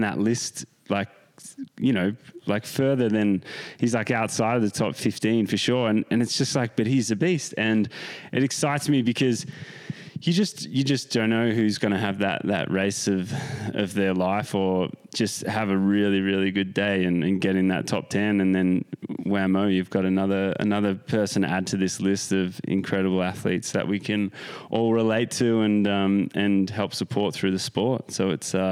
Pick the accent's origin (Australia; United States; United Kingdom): Australia; as an Australian